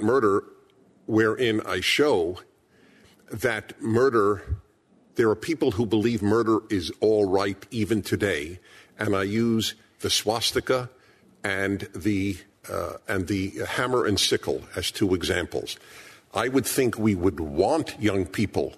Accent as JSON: {"language": "English", "town": "New York City", "region": "New York", "country": "United States", "tie": "born or raised there", "said": "I was born in Brooklyn, New York"}